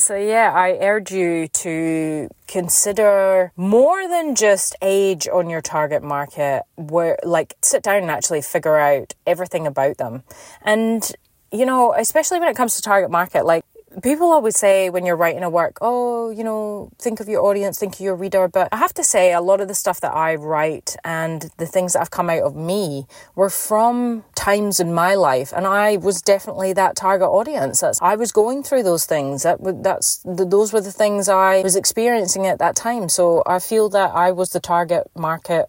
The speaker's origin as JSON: {"language": "English", "region": "Scotland", "country": "United Kingdom", "tie": "born or raised there", "moved": "yes", "lives_now": "Perth, Australia", "said": "obviously I was born here, but I grew up in Scotland, hence the accent"}